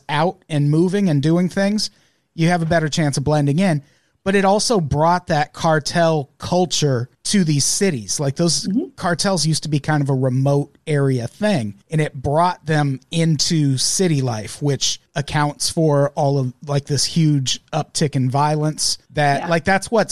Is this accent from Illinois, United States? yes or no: yes; Illinois, United States; I grew up in the Midwest, in Illinois specifically